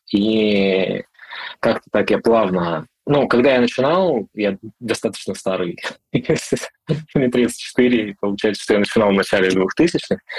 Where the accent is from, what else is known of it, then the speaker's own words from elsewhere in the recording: Irkutsk Oblast, Russia; moved away as an adult; also born or lived in Moscow; Я из Сибири, я родом из Иркутска, ну, из Иркутской области